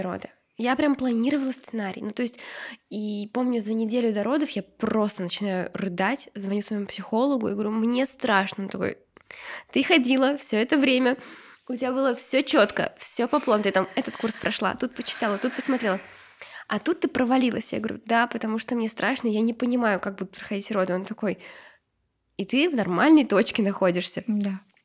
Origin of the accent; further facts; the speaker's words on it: Uzbekistan; moved away; я же росла в Узбекистане